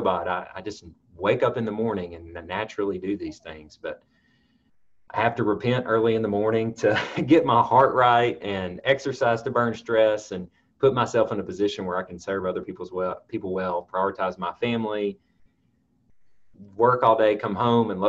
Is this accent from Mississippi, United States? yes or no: yes; Mississippi Delta, United States; I grew up in the Mississippi Delta, So I'm a Mississippian by birth, and you know, growing up in a cotton field in the Delta